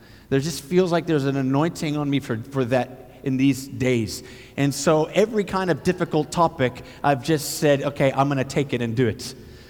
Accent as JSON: {"language": "English", "country": "Côte d’Ivoire", "tie": "born or raised there", "said": "And my parents were missionaries. I grew up in West Africa, Côte d'Ivoire."}